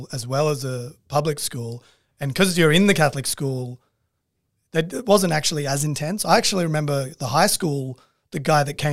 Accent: Sydney, New South Wales, Australia; I was born in Ride and grew up there

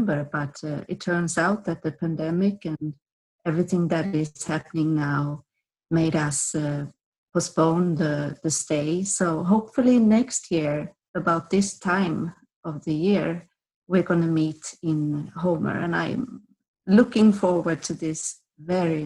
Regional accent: Skövde, Västra Götaland, Sweden; moved away as an adult; I was born in Skövde, and I moved from Skövde when I finished upper secondary school around 18 years old. So Skövde is my hometown.

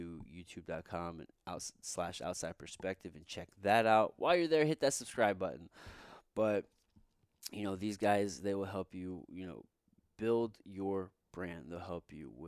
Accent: Midwest, United States; I'm from the Midwest.

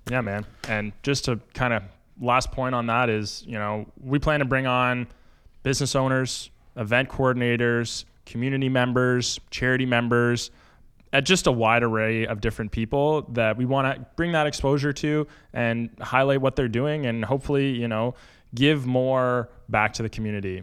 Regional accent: Kemptville, Ontario, Canada; moved away as an adult; now in Windsor, Canada; originally, I'm from a small town just south of Ottawa called Kemple, Ontario.

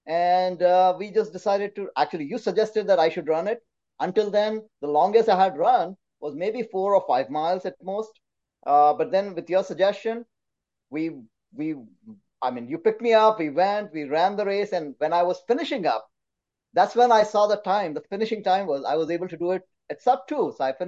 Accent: India; also born or lived in Calcutta; I grew up in India. My father was in the Indian Air Force, so I cannot say that I grew up at, I belong to one specific city. I think I belong to all of India.

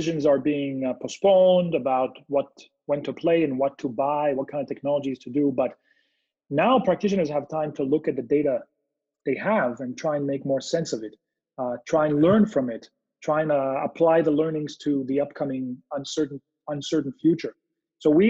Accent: Israel; now in California, United States; I'm originally from Israel. I live now in California.

